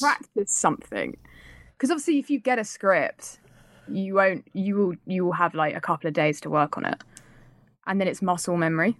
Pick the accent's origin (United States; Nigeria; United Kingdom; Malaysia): United Kingdom; accent: British; as a British person